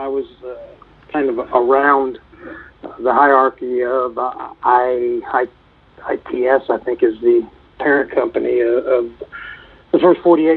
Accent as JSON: {"language": "English", "town": "St. Louis", "region": "Missouri", "country": "United States", "tie": "born or raised there", "moved": "yes", "lives_now": "Tulsa, United States", "said": "I grew up 6.9 miles from where Michael Brown was shot and killed, so I know that area rather well"}